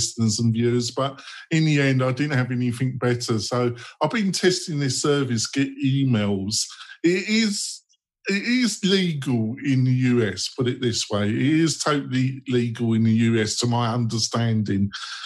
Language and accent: English; United Kingdom; also born or lived in London; I'm a British Christian socialist to my core